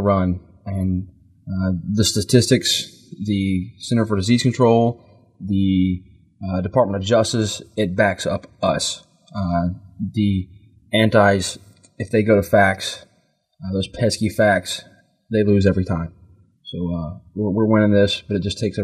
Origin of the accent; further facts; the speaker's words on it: North Carolina, United States; moved away; I'm from North Carolina. I haven't lived there in many, many years.